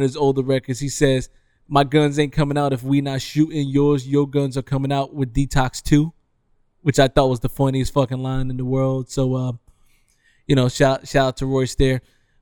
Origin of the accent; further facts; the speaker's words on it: Detroit, Michigan, United States; Growing up in Detroit